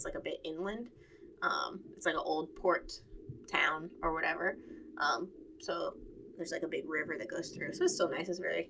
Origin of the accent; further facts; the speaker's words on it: United States; as an American